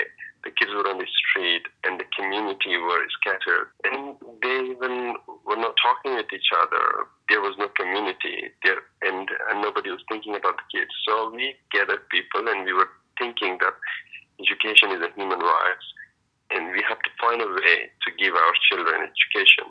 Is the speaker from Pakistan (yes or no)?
yes; Pakistan; moved away as an adult; also born or lived in Afghanistan / Indonesia; I am from Afghanistan. I am Hazara, and I used to live as a refugee almost all of my life. I grew up in Pakistan